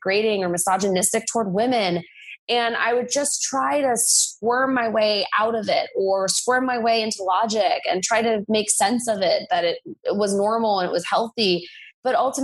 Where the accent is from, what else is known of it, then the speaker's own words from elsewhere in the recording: United States; I'm American